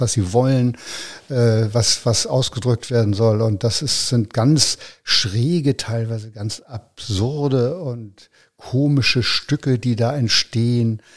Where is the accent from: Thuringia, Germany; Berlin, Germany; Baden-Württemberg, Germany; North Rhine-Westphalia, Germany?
Berlin, Germany; also born or lived in Eichsfeld; Ich bin in Berlin aufgewachsen, ja. ja. Ich bin geboren in, in, äh, in, in Eichsfeld